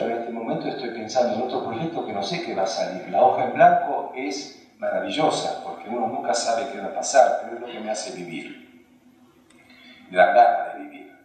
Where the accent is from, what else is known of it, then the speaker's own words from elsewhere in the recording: Argentina; first language Hungarian; Spanish is a second language; also born or lived in Romania; cuando yo llego con mis padres a la Argentina de Rumania